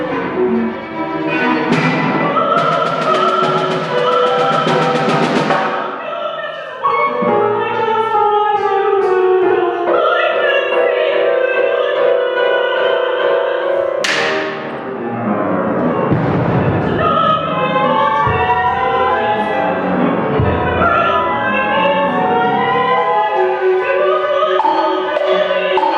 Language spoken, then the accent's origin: English; Minnesota, United States; I'm a Minnesotan.